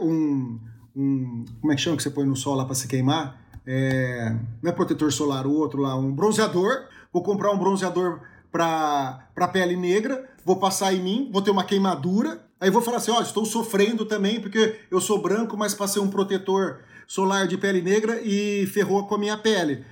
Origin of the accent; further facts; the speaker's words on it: Brazil; a gente é brasileiro